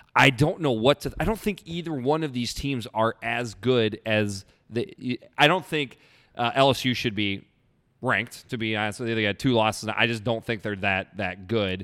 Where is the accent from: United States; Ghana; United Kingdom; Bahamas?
United States; Iowa; I'm from Iowa